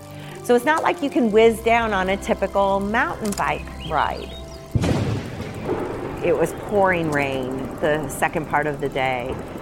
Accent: United States; we're from the U.S.

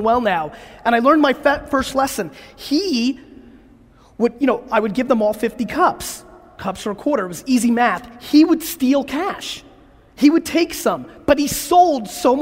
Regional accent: New York City, New York, United States; born or raised there; also born or lived in Belarus

